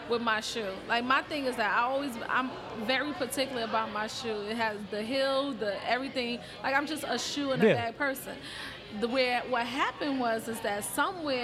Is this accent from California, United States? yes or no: no; New York City, New York, United States; I'm from the Bronx